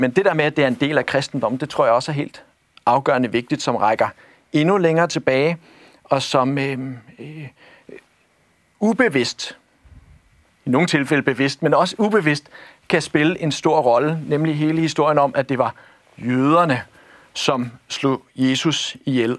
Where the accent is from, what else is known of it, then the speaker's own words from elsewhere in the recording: Copenhagen, Capital Region of Denmark, Denmark; jeg er født og opvokset i, i, i København